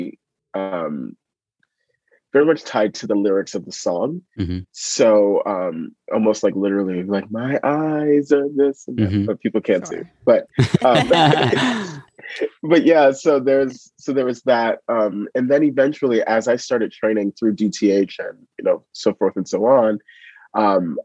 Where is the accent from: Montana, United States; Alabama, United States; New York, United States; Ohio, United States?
New York, United States; New York City; growing up in East Harlem